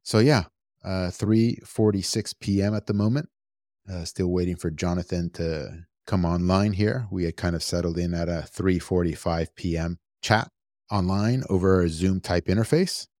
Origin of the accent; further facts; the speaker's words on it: United States; I was born and raised here in the United States